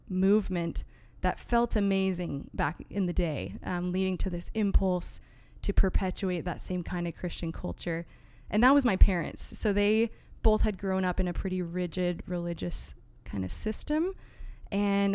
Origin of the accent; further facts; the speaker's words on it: San Diego, California, United States; moved away as an adult; also born or lived in Greater Vancouver, Canada; now in Vancouver, Canada; I am actually an American from San Diego, California, and I recently moved up to Canada in 2019